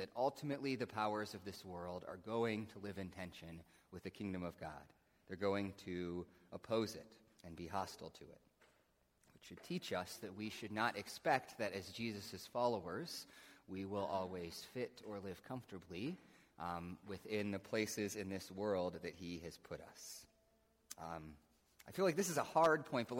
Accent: United States; we as American Christians

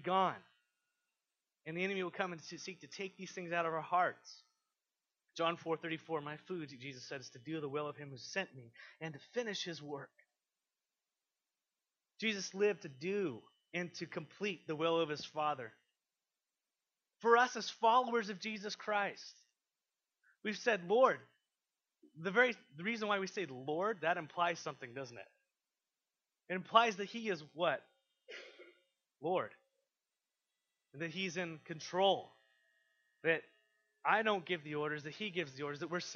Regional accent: United States; We're so American

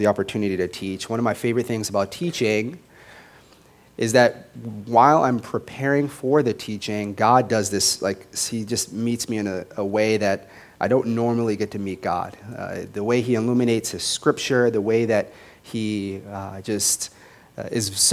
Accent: Las Vegas, Nevada, United States; moved away; I grew up in Las Vegas

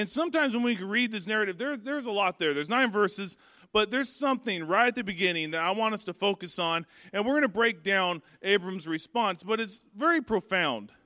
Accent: Arkansas, United States; I grew up in Arkansas

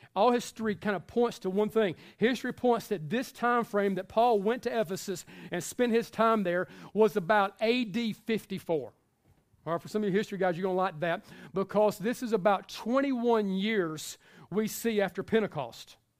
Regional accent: the South, United States; we are from the South

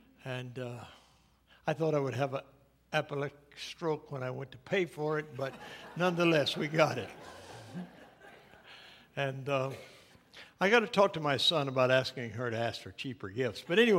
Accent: Scotland, United Kingdom; Being a Scotsman, I always bothered by Christmas. I suspect that's why my family never made much of it, you know.

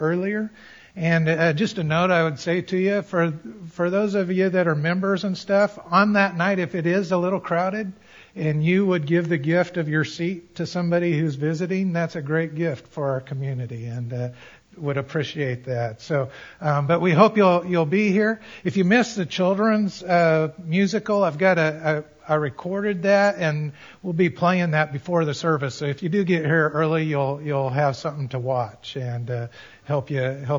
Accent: Colorado, United States; I grew up in Colorado

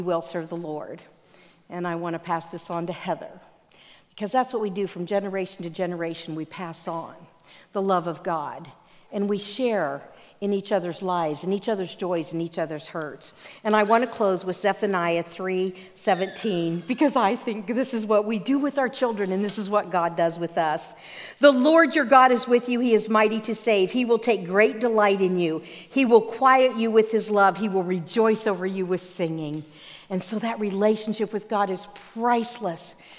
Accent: Pennsylvania, United States; Growing up in Pennsylvania, I was in our minister's home

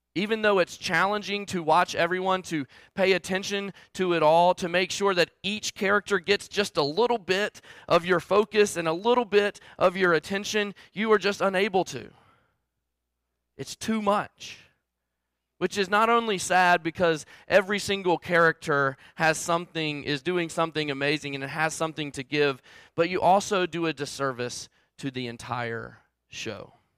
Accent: Salem, Virginia, United States; I grew up in Southwest Virginia, um, just however you wanna say it, down the mountain or up the road, um, in Salem, Virginia

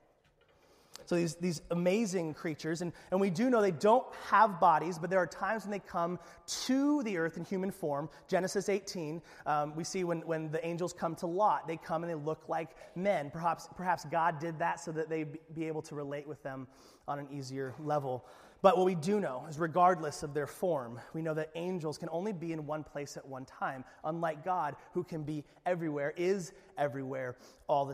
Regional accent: Alaska, United States; we're from Alaska

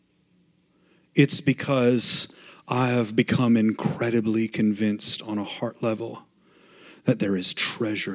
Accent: Montana, United States; I grew up in Montana

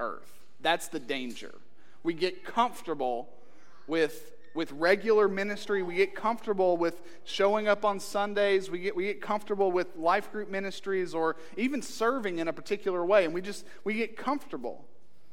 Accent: Eastern Kentucky, United States; I'm from Eastern Kentucky

